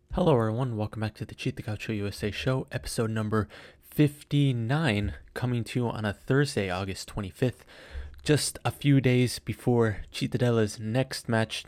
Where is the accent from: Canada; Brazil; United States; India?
United States; I am American